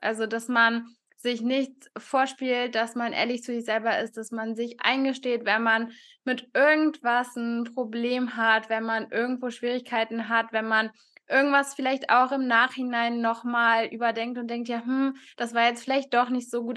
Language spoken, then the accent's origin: German; Cologne, North Rhine-Westphalia, Germany; ich komme aus Köln, studiere aktuell noch ähm, Sportwissenschaften an der Sporthochschule